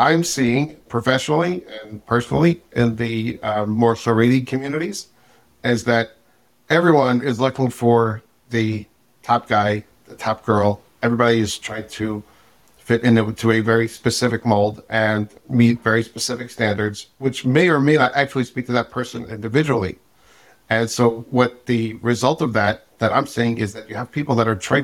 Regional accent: New York City, New York, United States; I am originally from Brooklyn. Grew up in a regular modern Orthodox-ish family.

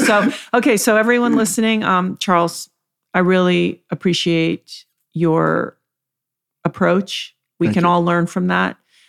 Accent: U.S. Virgin Islands; also born or lived in Virgin Gorda; When I was a teenager, I grew up in the Virgin Islands mm-hmm. mostly, and I spent a lot of time in Virgin Gorda.

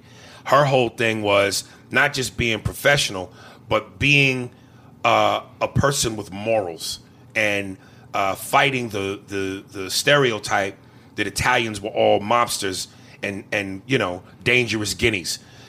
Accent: New Jersey, United States; I think me and Aries feel a deeper connection to the show because we're both from Jersey.

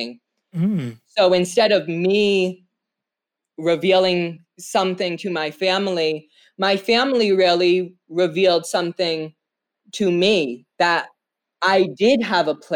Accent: Narragansett Tribal Nation, Rhode Island, United States; I am from the Narragansett Tribal Nation. We are the indigenous people of Rhode Island

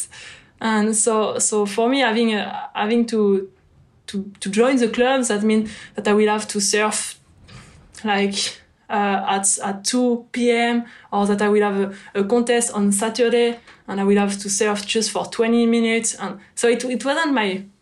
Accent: near Bordeaux, Nouvelle-Aquitaine, France; English is a second language; also born or lived in Lacanau; I was still close to Bordeaux, so I just could surf during weekends and holiday

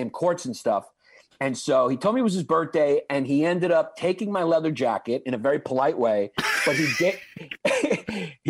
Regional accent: New York City, New York, United States; I grew up in Brooklyn

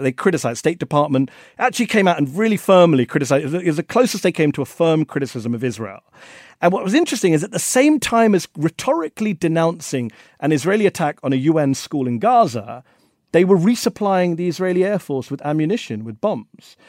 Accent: India; I'm from India.

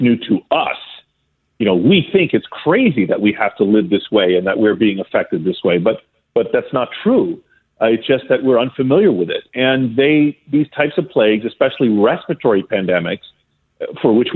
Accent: Greece; moved away; I grew up in Greece as a small boy

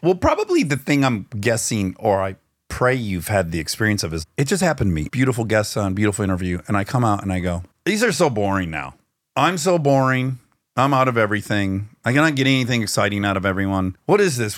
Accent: Detroit, Michigan, United States; moved away as an adult; now in Los Angeles, United States; I grew up in Detroit.

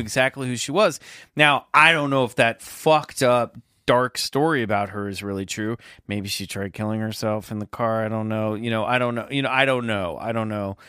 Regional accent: Kansas, United States; the neighborhood next to mine growing up in Kansas

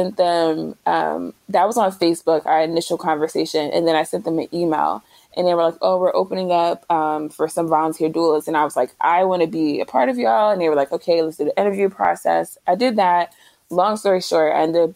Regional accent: New Jersey, United States; moved away as an adult; also born or lived in Philadelphia; I'm from Jersey, but I had moved to Philadelphia.

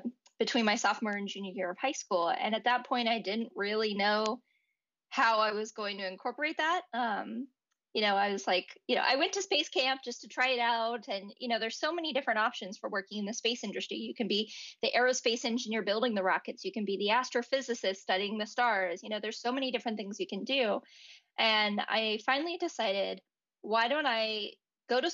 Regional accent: Texas, United States; moved away as an adult; now in Pasadena, United States; I grew up in Texas where you're used to having thunderstorms and hurricanes

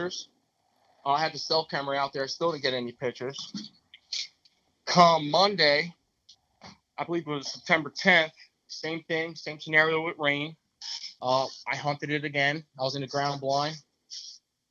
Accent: New Jersey, United States; I'm from New Jersey

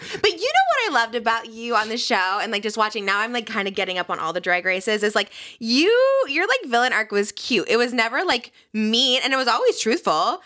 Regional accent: Midwest, United States; I'm from the Midwest

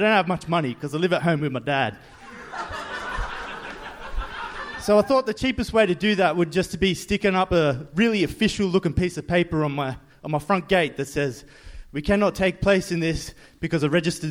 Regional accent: Australia; born and bred in Australia

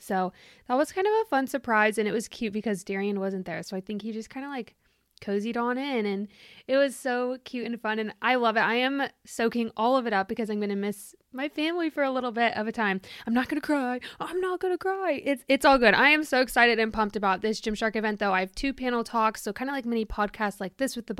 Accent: Germany; I have been, you know, I was born in Germany. I've moved around there a lot.

